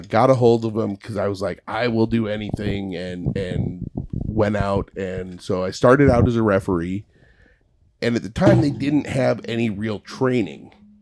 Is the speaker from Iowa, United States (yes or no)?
yes; Carroll, Iowa, United States; born or raised there; moved away